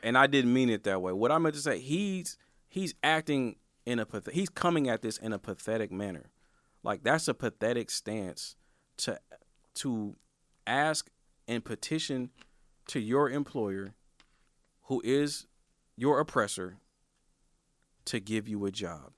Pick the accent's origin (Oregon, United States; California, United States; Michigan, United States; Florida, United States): Oregon, United States; Portland; I'm from Northeast Portland, bro. I'm from Northeast Portland.